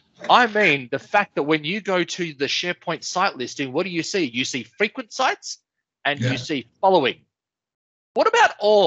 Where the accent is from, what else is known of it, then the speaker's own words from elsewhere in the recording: South Africa; accent: South African; Listen, mate, don't mock my accent, all right? What should I put on my South African?